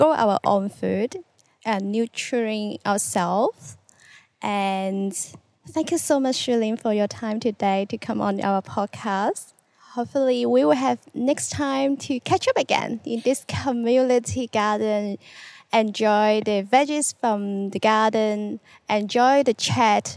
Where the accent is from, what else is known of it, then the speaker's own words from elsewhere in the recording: Hong Kong; I come from Hong Kong. I'm really a city person